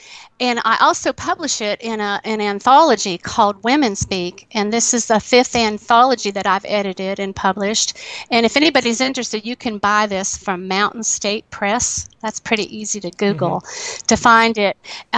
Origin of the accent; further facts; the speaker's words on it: Appalachia, United States; moved away as an adult; now in Athens, Ohio, United States; Obviously, I'm Appalachian